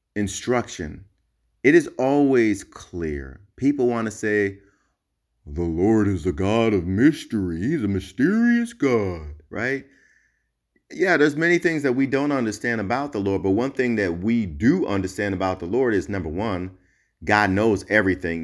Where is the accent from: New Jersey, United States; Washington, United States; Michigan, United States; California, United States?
New Jersey, United States; now in Hawaii, United States; I'm originally from Jersey